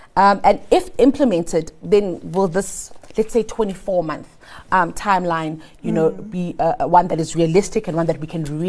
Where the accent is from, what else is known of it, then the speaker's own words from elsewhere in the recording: South Africa; as a South African and a citizen who pays their taxes